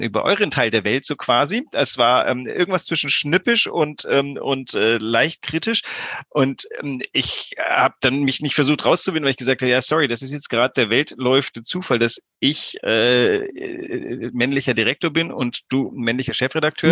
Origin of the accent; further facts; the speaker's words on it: Greece; now in Hamburg, Germany; ich bin auch in Griechenland groß geworden